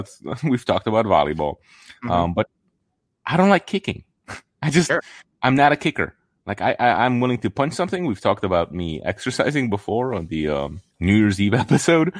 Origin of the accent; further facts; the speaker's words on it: Poland; moved away; I'm from Poland.